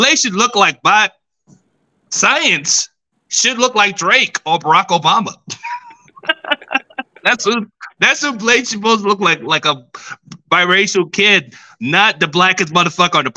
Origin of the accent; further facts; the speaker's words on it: Nigeria; I'm Nigerian